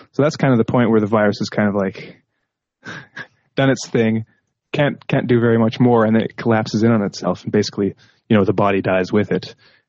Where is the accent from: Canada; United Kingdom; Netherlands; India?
Canada; Now, I'm Canadian from Canada